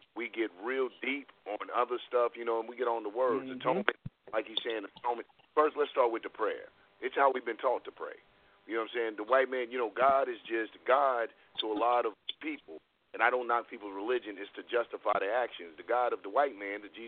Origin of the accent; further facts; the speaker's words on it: Cleveland, Ohio, United States; I'm from Cleveland